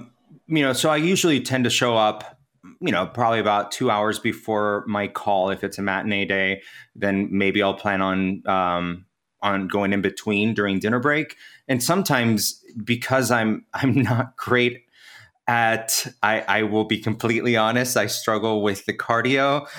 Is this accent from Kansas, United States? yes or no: yes; Kansas, United States; now in New York City, United States; My family's Venezuelan, and I grew up in Kansas. My mom brought us to the States when I was 10. So I most likely gravitate towards saying I'm from Kansas just because the bulk of my life was spent in the Midwest.